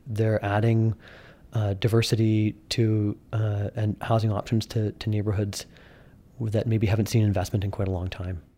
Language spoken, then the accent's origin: English; Kelowna, British Columbia, Canada; when I was growing up here in high school